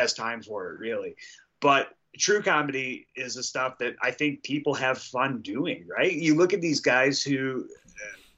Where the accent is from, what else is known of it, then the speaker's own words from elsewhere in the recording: Detroit, Michigan, United States; we're both from Detroit, right? Like, we had very similar stories growing up. And, you know, we grew up in a very similar socioeconomic environment. So, yeah, we were raised kind of in the same area.